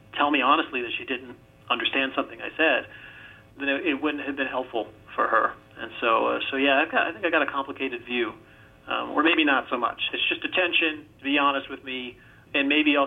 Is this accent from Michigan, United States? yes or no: no; Virginia, United States; I grew up in Virginia